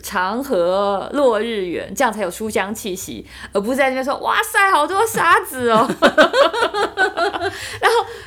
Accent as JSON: {"language": "Chinese", "country": "Taiwan", "moved": "yes", "lives_now": "Germany", "said": "今天我们台湾人说我要救救台湾"}